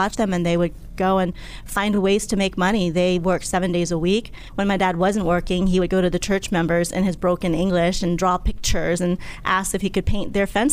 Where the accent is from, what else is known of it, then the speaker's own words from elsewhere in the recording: Upper Marlboro, Maryland, United States; also born or lived in Laos; I grew up in Upper Marlboro, Maryland, coming from Laos, war-torn Laos, when I was a child